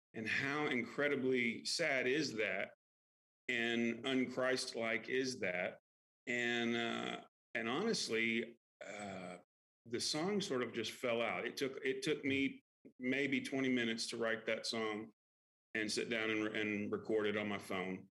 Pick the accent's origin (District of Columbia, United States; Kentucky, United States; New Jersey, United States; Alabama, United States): Kentucky, United States; also born or lived in Lexington, Kentucky; I grew up in Kentucky